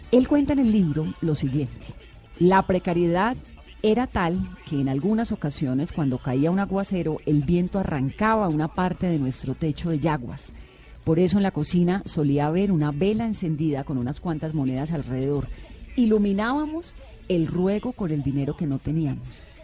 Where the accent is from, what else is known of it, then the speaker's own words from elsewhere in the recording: Cali, Valle del Cauca, Colombia; yo soy caleña